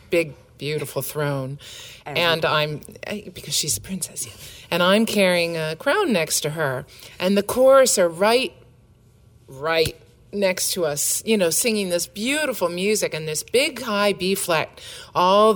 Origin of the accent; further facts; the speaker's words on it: United States; moved away as an adult; now in Canada; I'm American by birth, but I moved to Canada for my husband